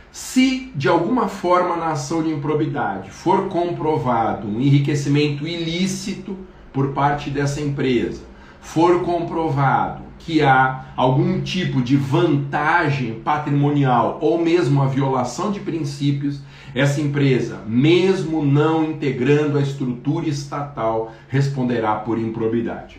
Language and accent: Portuguese; Guarulhos, São Paulo, Brazil; na minha cidade, no município de Guarulhos, onde eu nasci